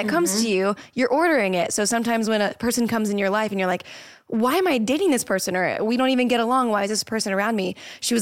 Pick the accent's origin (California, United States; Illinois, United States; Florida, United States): Florida, United States; now in Los Angeles, United States; I'm from Florida and I need it to be sunny all the time. That's why I live in Los Angeles now